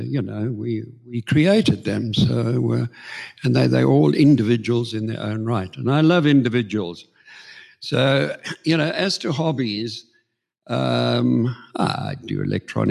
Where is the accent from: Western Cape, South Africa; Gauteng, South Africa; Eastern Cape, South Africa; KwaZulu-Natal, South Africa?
Gauteng, South Africa; Johannesburg; also born or lived in Queenstown, South Africa; I am a Joburg boyke, but I did have 9 years